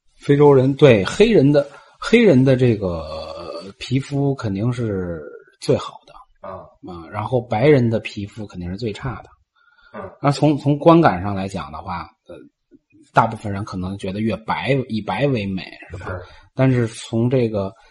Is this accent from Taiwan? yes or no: no; China; now in Tanzania; 咱们是侨居海外，咱们还是中国人